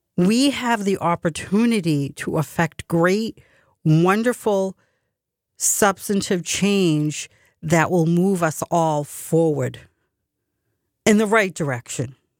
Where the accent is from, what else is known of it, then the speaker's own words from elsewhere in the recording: United States; I'm a very proud American. I'm fiercely proud to be American. I love my country. I was born and bred here